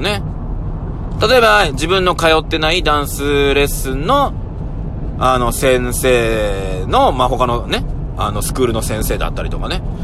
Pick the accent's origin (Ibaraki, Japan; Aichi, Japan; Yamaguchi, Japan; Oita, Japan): Aichi, Japan; Nagoya; 僕は名古屋生まれ名古屋育ちなんですけど、うちの親は沖縄人で